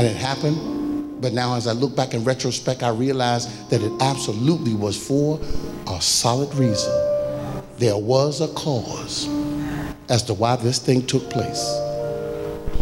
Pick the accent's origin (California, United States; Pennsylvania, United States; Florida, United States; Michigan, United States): Pennsylvania, United States; Philadelphia; as a young man growing up in North Philadelphia